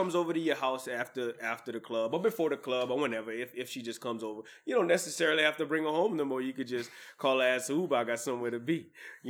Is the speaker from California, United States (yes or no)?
no; New Iberia, Louisiana, United States; back whenever I was growing up in New Iberia